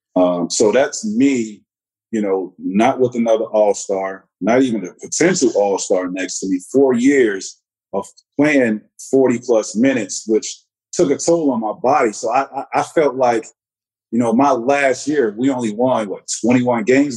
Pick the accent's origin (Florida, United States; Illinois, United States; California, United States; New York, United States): Florida, United States; Central; moved away as an adult; a Central Florida kid